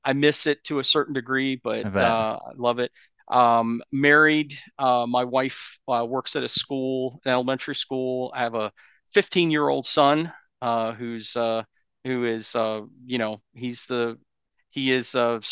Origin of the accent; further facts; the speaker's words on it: Asheville, North Carolina, United States; I was born actually in Asheville, North Carolina